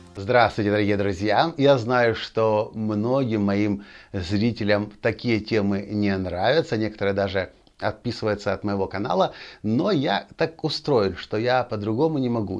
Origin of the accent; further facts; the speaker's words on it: Ukraine; я родился в Украине, я украинец, я воспитан в национальном духе